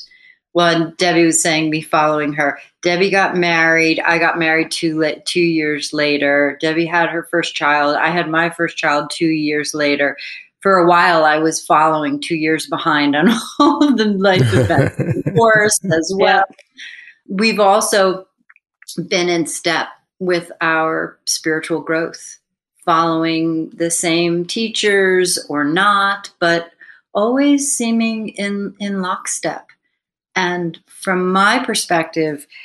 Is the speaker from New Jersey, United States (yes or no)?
yes; New Jersey, United States; We grew up in New Jersey, suburbia